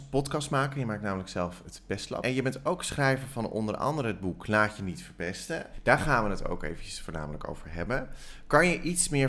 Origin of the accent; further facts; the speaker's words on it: Huissen, Gelderland, Netherlands; ik ben opgegroeid in Husse, klein dorpje tussen Arnhem en eh, Nijmegen.